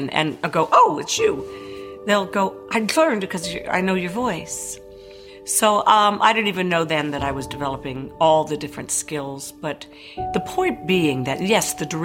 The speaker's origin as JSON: {"language": "English", "town": "Paris", "region": "Île-de-France", "country": "France", "tie": "born or raised there", "said": "where I was born in Paris"}